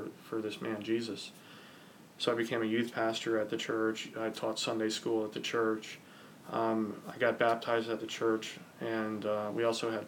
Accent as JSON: {"language": "English", "area": "Ocean County", "region": "New Jersey", "country": "United States", "tie": "born or raised there", "said": "I grew up in Ocean County, New Jersey"}